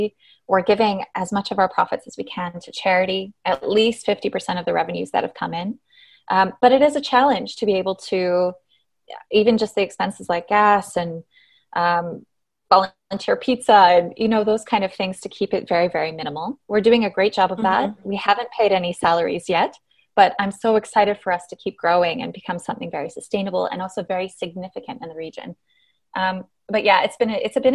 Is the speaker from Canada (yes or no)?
yes; Canada; moved away as an adult; now in Dubai, United Arab Emirates; I'm Canadian